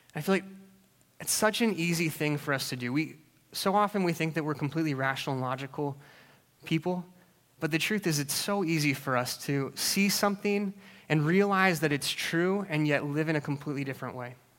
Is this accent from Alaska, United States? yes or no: yes; Alaska, United States; I grew up in Alaska